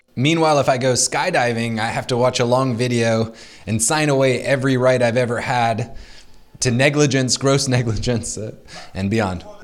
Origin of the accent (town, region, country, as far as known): United States